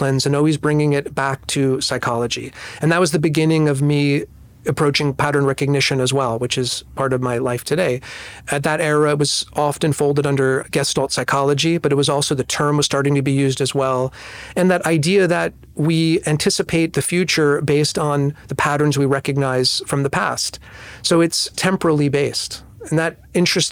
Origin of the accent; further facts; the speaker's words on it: New Jersey, United States; moved away; also born or lived in New York; I was born in New Jersey, but I've lived most of my life or over half my life in New York